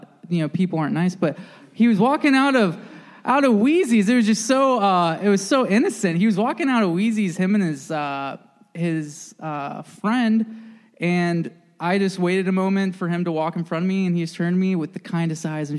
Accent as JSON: {"language": "English", "region": "Northern Virginia", "country": "United States", "tie": "born or raised there", "said": "I grew up in Northern Virginia"}